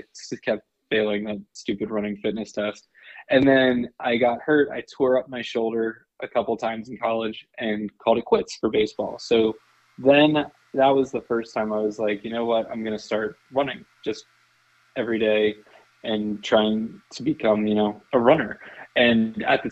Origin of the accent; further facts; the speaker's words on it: New Jersey, United States; moved away as an adult; also born or lived in Richmond, Virginia; now in Boston, United States; I'm from New Jersey originally, born and raised, spent the first, 18 years of my life in New Jersey